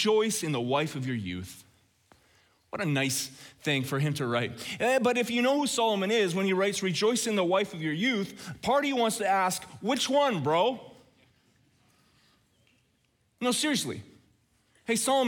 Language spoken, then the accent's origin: English; Red Deer, Alberta, Canada; growing up in Red Deer